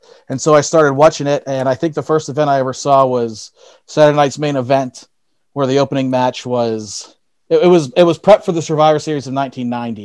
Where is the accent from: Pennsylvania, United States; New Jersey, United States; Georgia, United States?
Pennsylvania, United States; Elizabeth; I grew up in Elizabeth